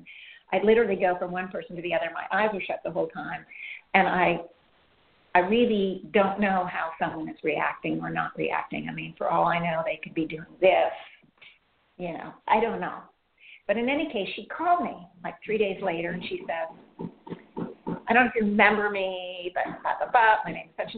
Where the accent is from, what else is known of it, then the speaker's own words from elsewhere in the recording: Iran; Because I grew up in Iran, I think she said, and I was there when Iran was being bombed, and I was a young girl.